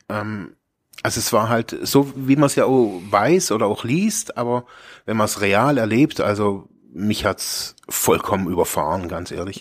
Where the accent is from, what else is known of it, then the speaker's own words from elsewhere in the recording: Germany; also born or lived in Ravensburg; ich bin aus Deutschland